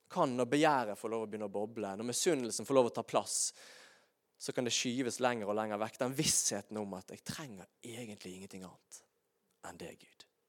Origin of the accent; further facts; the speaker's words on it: Bergen, Vestland, Norway; also born or lived in Sørlandet (Kristiansand area); noen av grunnprinsippene som jeg egentlig var fostret opp med som bergenser